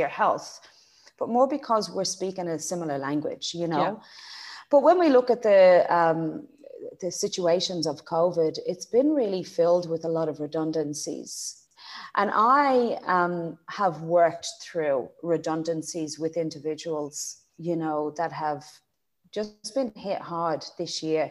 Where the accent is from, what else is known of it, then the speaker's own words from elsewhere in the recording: Graiguenamanagh, Leinster, Ireland; accent: Irish; moved away as an adult; also born or lived in Dublin; now in Australia; I'm from Dublin, but I grew up in a beautiful part of the world called Greignamana, County Kilkenny.